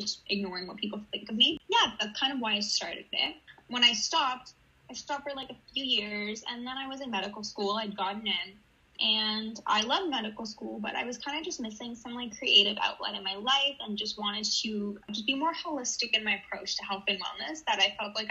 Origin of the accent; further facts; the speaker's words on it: Toronto, Ontario, Canada; also born or lived in Israel; I am from Toronto, originally from Israel, though. I moved when I was a kid